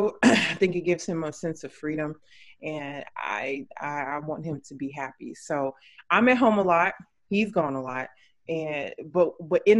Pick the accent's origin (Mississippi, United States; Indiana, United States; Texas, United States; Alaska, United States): Texas, United States; Odessa Midland area, West; now in Houston, United States; I'm originally from West Texas, like the Odessa Midland area.